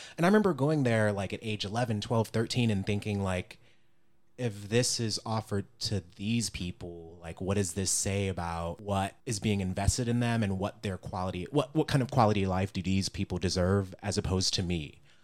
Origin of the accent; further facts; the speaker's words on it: Cleveland, Ohio, United States; growing up in Cleveland